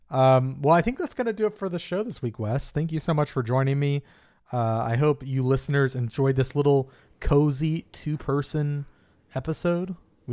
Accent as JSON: {"language": "English", "region": "the South", "country": "United States", "said": "I'm from the South myself."}